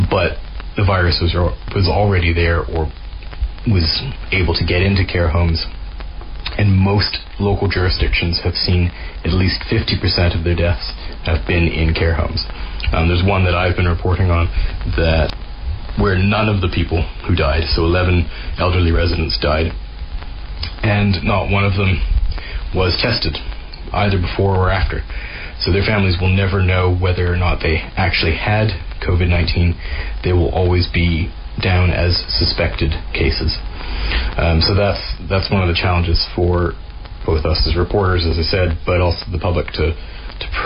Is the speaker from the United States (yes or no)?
no; Canada; moved away as an adult; now in Glasgow, United Kingdom; I'm a Canadian reporter who's been living and working in Glasgow, Scotland for the past 18 years or so.